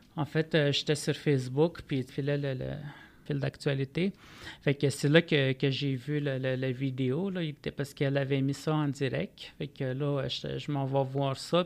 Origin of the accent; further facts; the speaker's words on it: Manawan, Quebec, Canada; je viens de Manouane, qui est au nord de Saint-Michel-des-Saints